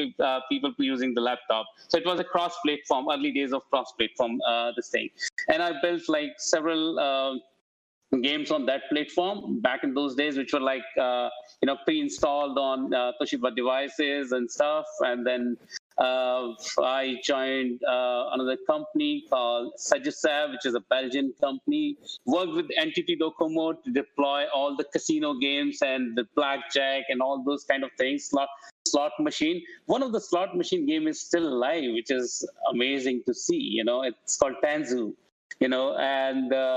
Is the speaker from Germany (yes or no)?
no; Rajasthan, India; moved away as an adult; also born or lived in Delhi; I come from India